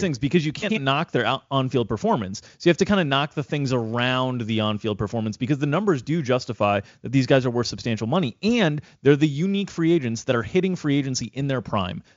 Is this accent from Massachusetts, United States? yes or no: no; Florida, United States; growing up in Florida